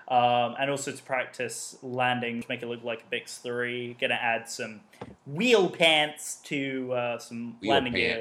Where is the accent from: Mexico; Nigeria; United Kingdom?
United Kingdom; accent: English; I'm British